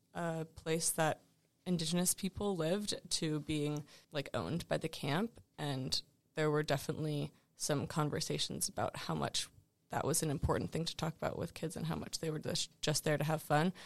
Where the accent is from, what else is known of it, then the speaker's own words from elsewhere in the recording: Richmond, Virginia, United States; I'm from Richmond, Virginia